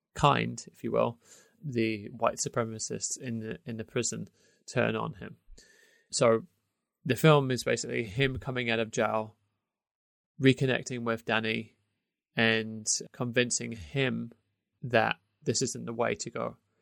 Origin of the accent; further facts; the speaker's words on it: United Kingdom; moved away; obviously I'm British, but I'm outside of, I don't live in the U K anymore